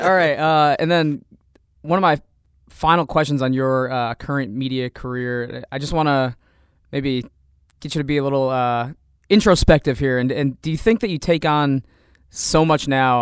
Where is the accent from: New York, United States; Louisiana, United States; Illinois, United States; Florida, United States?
Illinois, United States; Savoy; also born or lived in Champaign, Illinois; I'm from Champaign, but the, technically my address is in Savoy